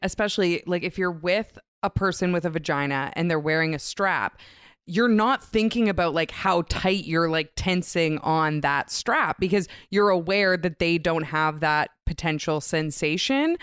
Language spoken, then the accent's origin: English; Vancouver, British Columbia, Canada; I'm a lesbian from Vancouver, Canada.